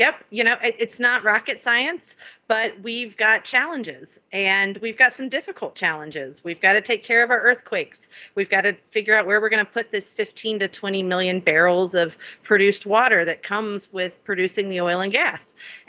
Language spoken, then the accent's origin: English; Florida, United States; also born or lived in Alabama / California; I was born in Alabama, grew up in Florida and California, and then went to undergrad and law school at LSU